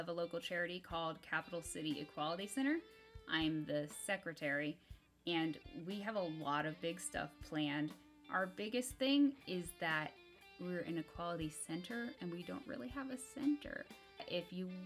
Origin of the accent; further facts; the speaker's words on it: Topeka, Kansas, United States; we are both from Topeka, Kansas